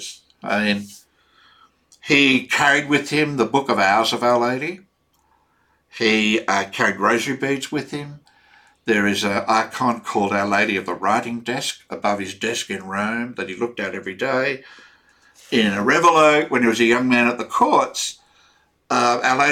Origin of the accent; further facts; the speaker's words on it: Australia; for me as an Australian